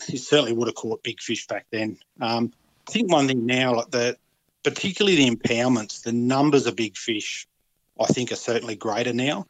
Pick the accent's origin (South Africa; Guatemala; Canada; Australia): Australia; Wagga Wagga, New South Wales; moved away as an adult; also born or lived in Port Macquarie / Cairns; I grew up in the Wagga area, fishing places like Blowering Dam, the Murrumbidgee River and Mulwala.